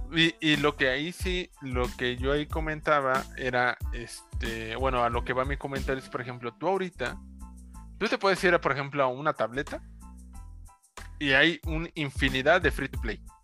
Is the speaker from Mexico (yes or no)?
yes; Mexico; now in Mexico City, Mexico; de mi pueblo